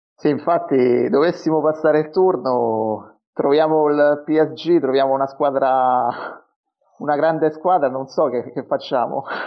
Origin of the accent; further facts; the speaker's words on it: Rome, Lazio, Italy; non sono di zona perché io sono di Roma